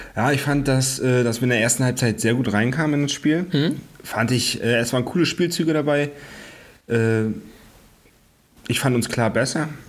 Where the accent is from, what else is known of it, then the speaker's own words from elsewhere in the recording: Greifswald, Mecklenburg-Vorpommern, Germany; ich bin geboren in Greifswald